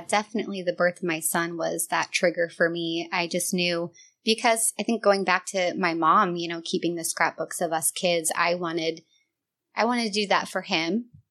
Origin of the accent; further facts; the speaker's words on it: Northern California, United States; moved away as an adult; I grew up here in Northern California. Um, I moved around a lot, um, but eventually moved back to my hometown